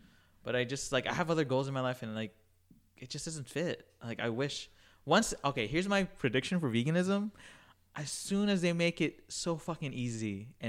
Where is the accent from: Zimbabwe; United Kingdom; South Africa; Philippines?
Philippines; there's also, like, foods in my culture, like, I'm Filipino, like, that are, like, heavily meat.